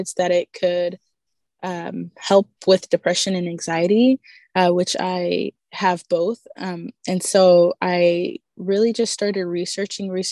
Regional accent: Texas, United States; I'm from Texas.

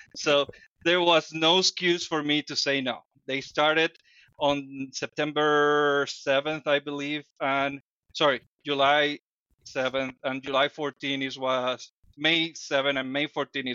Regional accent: Dominican Republic; English is a second language; now in United States; I come from the Dominican Republic

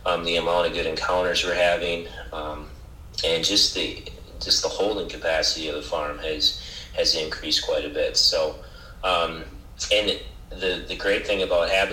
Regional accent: Otter Tail County, Minnesota, United States; when we moved back to Otter Tail County, to my hometown, when I was 30, because I had lived in the cities before

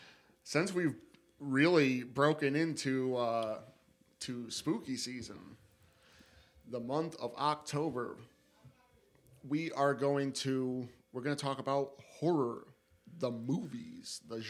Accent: upstate New York, United States; we are upstate degenerates from New fucking York.

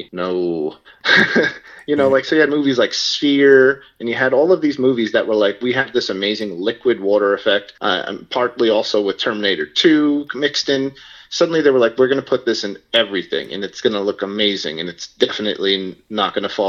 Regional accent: New York City, New York, United States; I was from Staten Island.

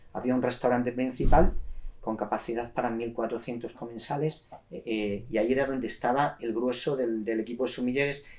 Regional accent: Cáceres, Extremadura, Spain; moved away as an adult; also born or lived in London, United Kingdom; soy de Cáceres, eh, estaba estudiando en Cáceres

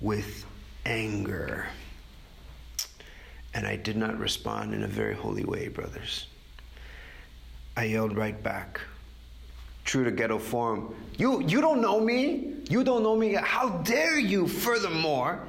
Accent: Texas, United States; now in New York, United States; I grew up in Texas

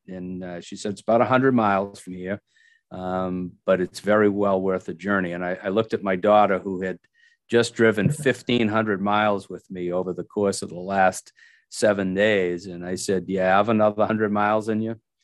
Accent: Milford, Massachusetts, United States; now in Franklin, United States; I grew up in Milford, Massachusetts

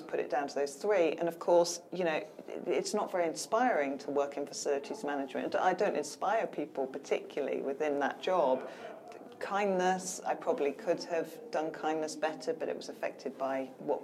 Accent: United Kingdom; we're stoically British

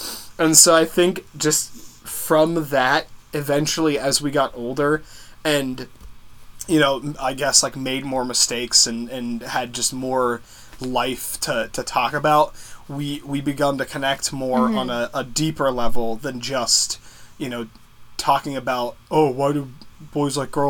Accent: Philadelphia, Pennsylvania, United States; born or raised there; also born or lived in Florida

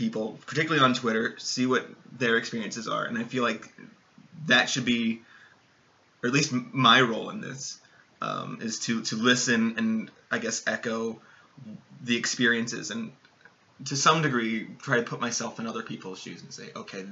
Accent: Jacksonville, Florida, United States; growing up in the South, there is more of a demographic mix. Even in Jacksonville, where, you know, it's not the most diverse, but because we're in the South

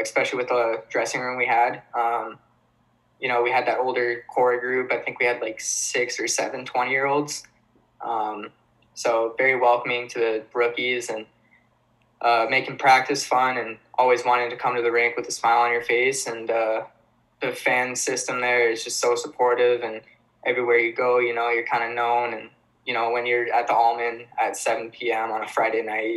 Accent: Kitchener, Ontario, Canada; also born or lived in Weymouth, Massachusetts; I'm from Ontario

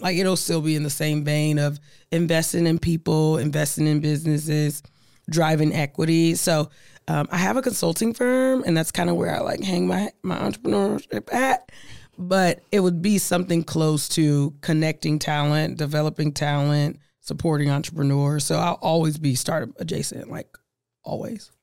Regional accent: Omaha, Nebraska, United States; I'm from Omaha. I'm from Nebraska

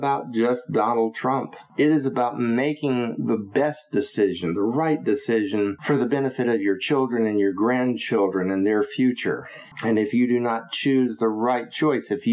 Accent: United States; we, as American voting citizens

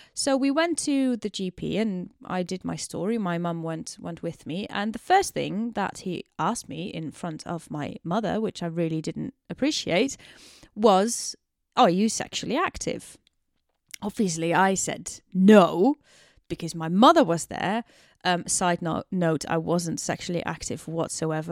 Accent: Netherlands; moved away as an adult; also born or lived in Amsterdam; now in London, United Kingdom; I am very much Dutch. I'm born and bred in the Netherlands and I moved to London, United Kingdom in 2016

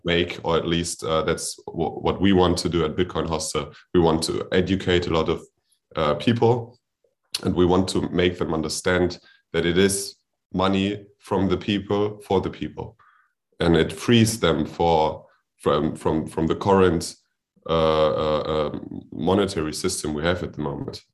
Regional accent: Germany; I'm from Germany

